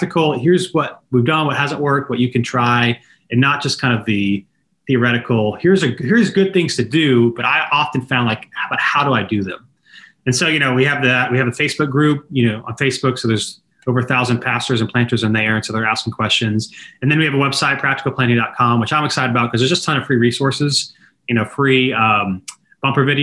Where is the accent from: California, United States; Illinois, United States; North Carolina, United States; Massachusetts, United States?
North Carolina, United States; Raleigh; I'm from the Raleigh area originally